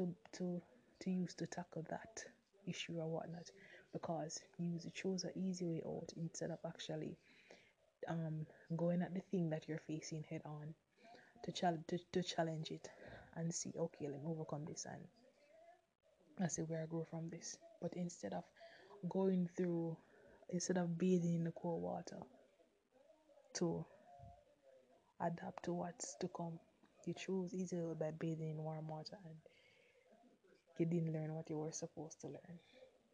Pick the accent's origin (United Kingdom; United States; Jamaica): Jamaica; I'm a Jamaican. I'm one of Flow Telecommunications brand ambassador here in Jamaica